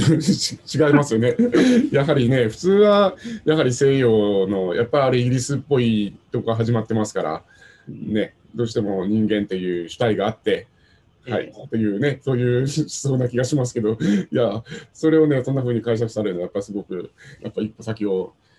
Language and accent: Japanese; Satsuma, Kagoshima, Japan; うちは薩摩なので